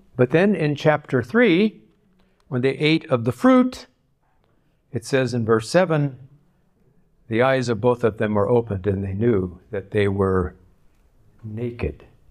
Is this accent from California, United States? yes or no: yes; Southern California, United States; moved away as an adult; also born or lived in Arizona; now in Michigan, United States; I grew up in Southern California